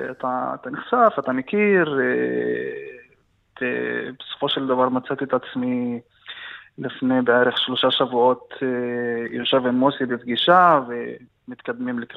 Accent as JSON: {"language": "Hebrew", "town": "Fureidis", "region": "Haifa District", "country": "Israel", "tie": "born or raised there", "second_language": "Hebrew", "said": "גם אני גדלתי בכפר פרדיס, שהוא כפר שממוקם בסביבה... אה, בסביבה מגוונת, אה, ערבים ויהודים שחיים ביחד, ונחשפתי גם לשפה העברית אה, בגיל צעיר"}